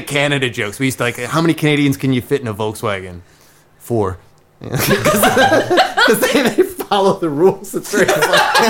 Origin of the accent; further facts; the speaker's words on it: Detroit, Michigan, United States; I'm from Detroit. I'll just break in.